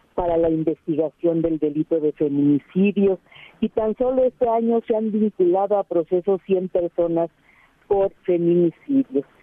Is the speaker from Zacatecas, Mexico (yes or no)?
no; Iztapalapa, Mexico City, Mexico; yo soy parte de Iztapalapa